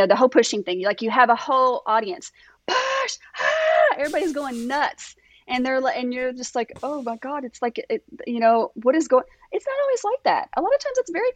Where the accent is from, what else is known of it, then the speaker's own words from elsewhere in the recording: Kentucky, United States; I'm from Kentucky